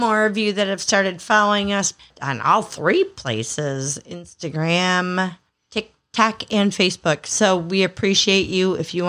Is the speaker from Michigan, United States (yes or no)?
yes; southern Lower Michigan, United States; I'm from the southern part of lower Michigan.